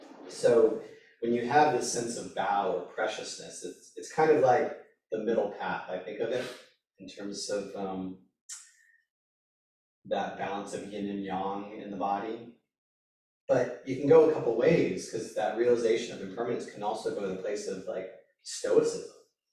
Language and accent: English; India; I'm a man, I'm Indian, I'm a holistic healer, I'm an athlete, I'm a father, I'm a husband, I'm a Sangha member